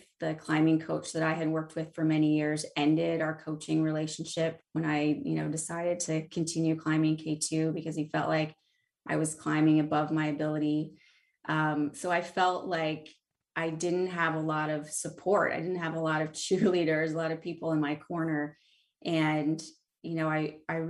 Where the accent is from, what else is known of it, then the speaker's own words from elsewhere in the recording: the Midwest, central Illinois, United States; moved away; I grew up in the Midwest, right in the center of Illinois, where there are a lot of cornfields and absolutely zero mountains.